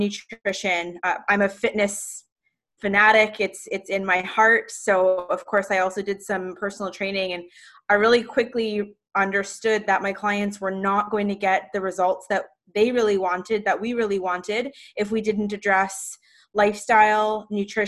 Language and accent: English; Toronto, Ontario, Canada; I'm from Toronto, Canada